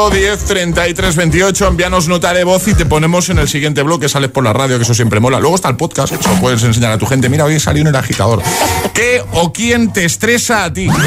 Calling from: Las Palmas de Gran Canaria, Canary Islands, Spain; agitadores … de Las Palmas de Gran Canaria.

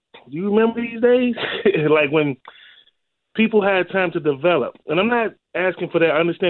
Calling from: Chicago, Illinois, United States; Chicago, man. Rosemore neighborhood near Pullman.

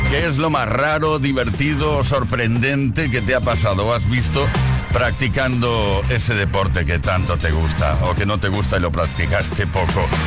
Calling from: Cartagena, Region of Murcia, Spain; Hola chicos … de Cartagena.

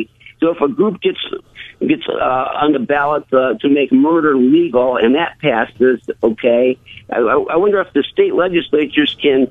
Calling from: Seven Hills, Ohio, United States; Yes, I'm from Seven Hills, Ohio, and Florida passed this law giving felons the right to vote.

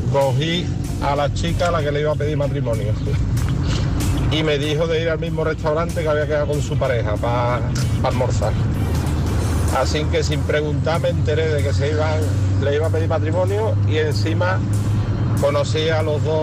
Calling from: Seville, Andalusia, Spain; de Sevilla. Soy taxista.

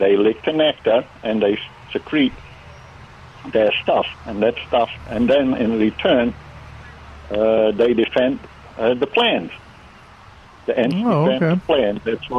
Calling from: Michigan, United States; My wife says I have to say I'm calling from Michigan.

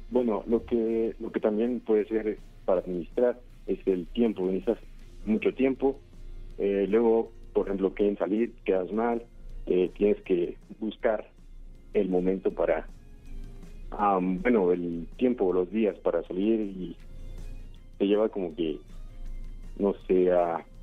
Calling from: Naucalpan de Juárez, State of Mexico, Mexico; de Naucalpan de Juárez.

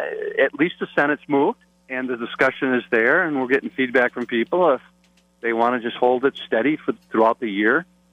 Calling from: Platteville, Wisconsin, United States; I am literally calling from Platteville right now.

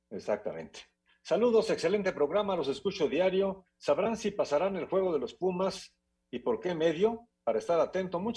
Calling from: Coatzacoalcos, Veracruz, Mexico; de Coatzacoalcos, Veracruz.

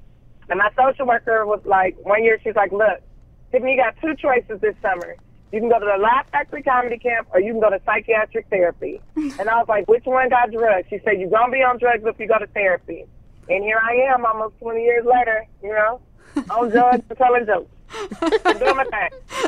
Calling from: Los Angeles, California, United States; I'm in Los Angeles, darling.

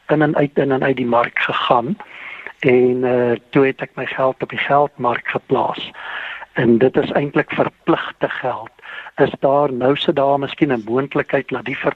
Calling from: Gauteng, South Africa; En ek is hier van die Wesrand.

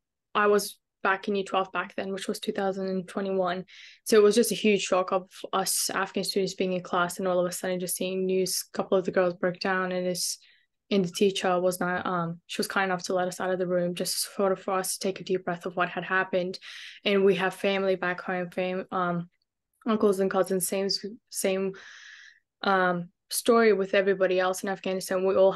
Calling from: Brisbane, Queensland, Australia; I'm joining you guys from Brisbane, Wagewain. Glad to be here. Currently in the process of moving to Melbourne, actually.

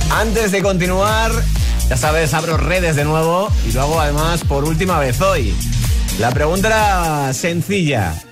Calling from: Manzanares, Castilla-La Mancha, Spain; de Manzanares, Ciudad Real.

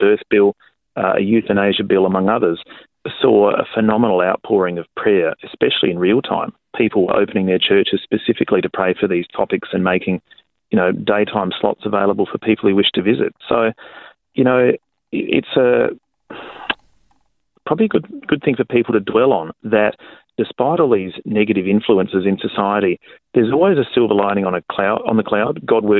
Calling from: South Australia, Australia; I'm calling you from South Australia this morning

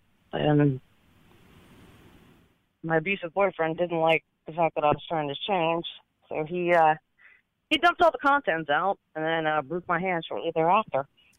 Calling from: Jacksonville, Florida, United States; I'm calling from Jacksonville, Florida.

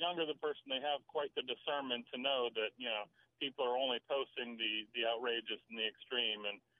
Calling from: Maryland, United States; on the road in Maryland.

